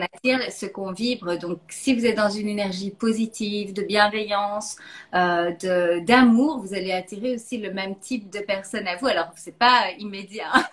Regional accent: Belgium; now in Philippines; je suis belge d'origine

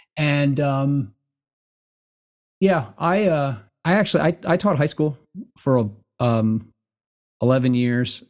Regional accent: United States; being American is 'cause we're all mutts here

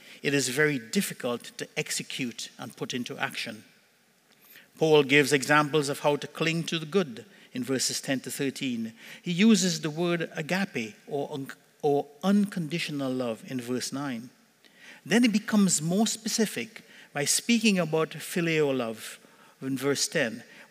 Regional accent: Trinidad & Tobago; now in Cornwall, Canada; When we were growing up in Trinidad as kids

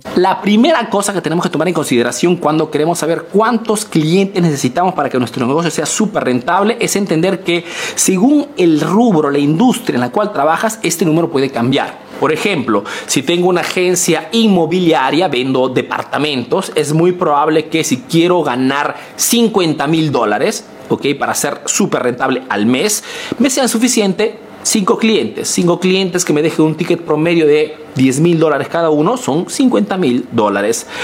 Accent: Peru; now in Italy

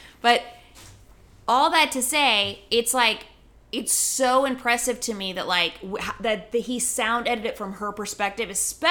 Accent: Colorado, United States; growing up in Colorado.

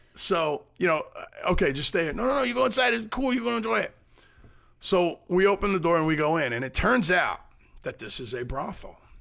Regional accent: United States; we're five American guys

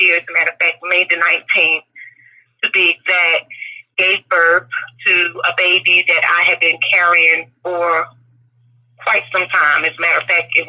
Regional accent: North Carolina, United States; also born or lived in Brooklyn, New York / New Jersey; I am originally from Brooklyn, New York, and I relocated as a child to North Carolina

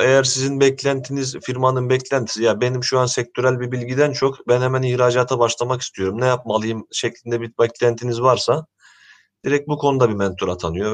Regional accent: Ankara, Turkey; moved away as an adult; now in Istanbul, Turkey; Ben Ankara doğumluyum. Ee, İstanbul'a Boğaziçi Üniversitesi'ni kazanarak geldim.

